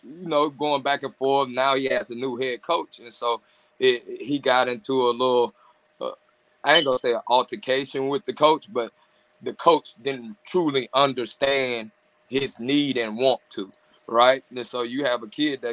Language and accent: English; Mississippi, United States; I'm from Mississippi